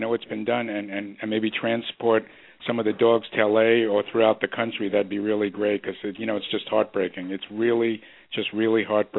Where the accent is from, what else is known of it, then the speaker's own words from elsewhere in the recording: New York City, New York, United States; Queens, I think Queens lost 50 houses where I grew up near Flushing